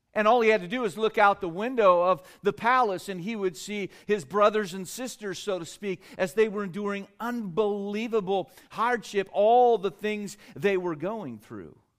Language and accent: English; California, United States; I was born and raised in California